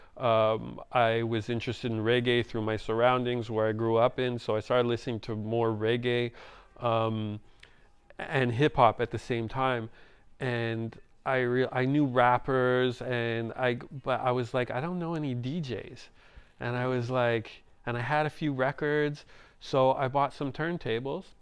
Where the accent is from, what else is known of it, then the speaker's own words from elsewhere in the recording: Montreal, Quebec, Canada; I didn't grow up in Jamaica. I grew up in Montreal